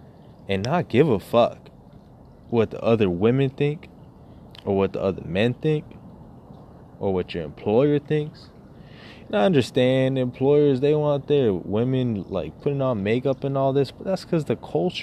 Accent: United States; as an American

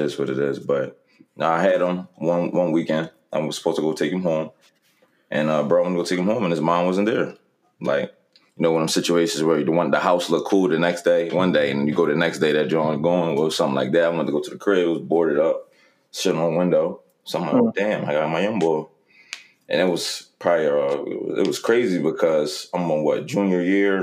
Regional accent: Philadelphia, Pennsylvania, United States; North Philly, best part of Philly

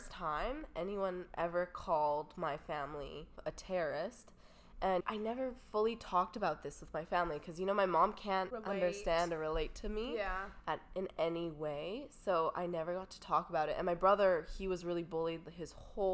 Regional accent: Canada; I'm from Canada.

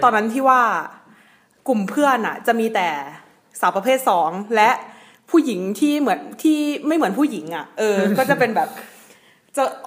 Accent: Isan, Thailand; also born or lived in Phetchaburi; ด้วยความที่เราเป็นลูกอีสานแท้ ๆ เลยเนาะ

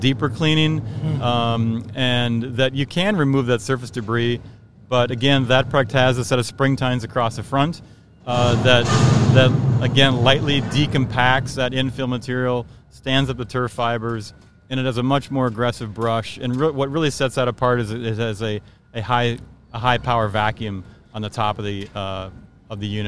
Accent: Minneapolis, Minnesota, United States; I grew up in the Minneapolis area. I kind of worked in the Minneapolis area my whole life

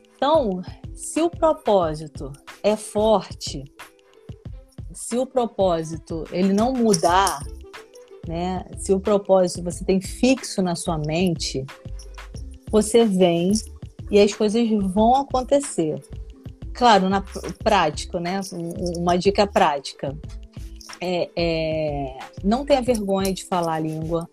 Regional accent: Nova Iguaçu, Rio de Janeiro, Brazil; moved away as an adult; now in San Francisco, United States; sou de Nova Iguaçu, pra quem não me conhece, tá? Baixada Fluminense

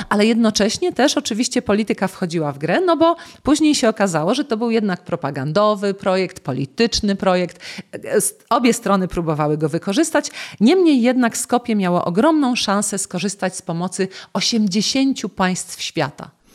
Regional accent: Poznań, Greater Poland, Poland; ja jestem z Poznania

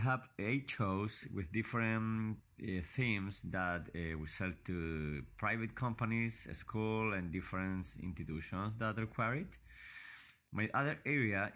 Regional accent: Valparaíso, Chile; I was born in Valparaiso, Chile, and I still live in this city.

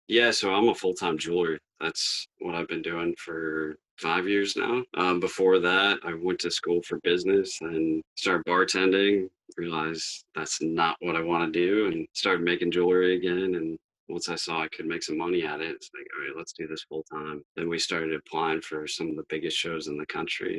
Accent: Maine, United States; We're actually from Maine

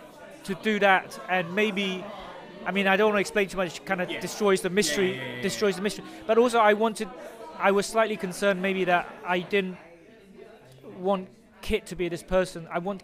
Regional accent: London, United Kingdom; I mean, I grew up, you know, I grew up in London, Britain, and I feel very British

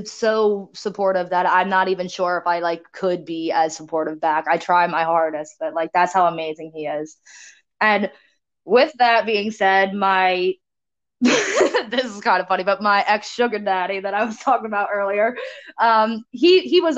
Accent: Cape May, New Jersey, United States; the town I grew up in Cape May

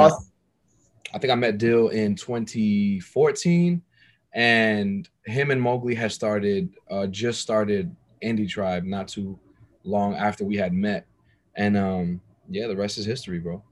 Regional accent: New York City, New York, United States; also born or lived in New Jersey; now in Atlanta, United States; I was born and raised in New York City. Um, moved to New Jersey uh, halfway through my life

